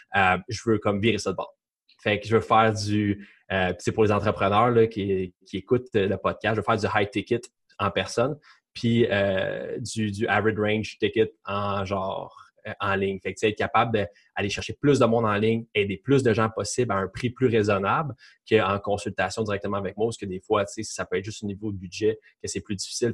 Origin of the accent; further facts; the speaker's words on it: Quebec, Canada; je suis québécois